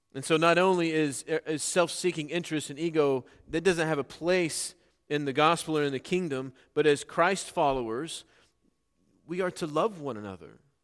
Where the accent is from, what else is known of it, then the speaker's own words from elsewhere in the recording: Norman, Oklahoma, United States; growing up in Norman, or near Norman, Oklahoma